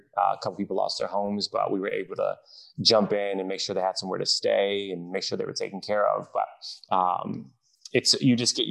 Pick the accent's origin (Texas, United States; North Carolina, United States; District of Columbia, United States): District of Columbia, United States; Washington; I was born and raised in DC, more specifically Southeast DC